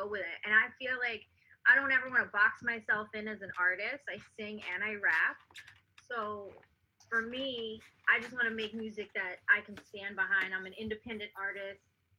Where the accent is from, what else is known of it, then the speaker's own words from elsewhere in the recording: South Florida, United States; also born or lived in South Africa; now in Atlanta, United States; I was born in South Africa, okay. and I grew up in Florida, South Florida, and now I live in Atlanta